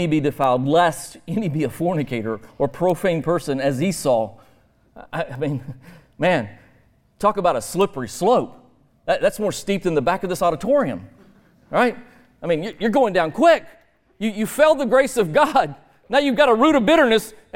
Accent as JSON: {"language": "English", "region": "Alabama", "country": "United States", "also_born_or_lived": "Georgia", "said": "I'm from Alabama"}